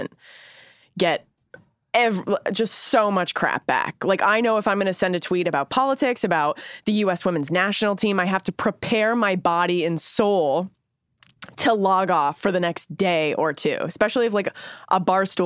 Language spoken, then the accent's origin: English; Canada; I'm from Canada.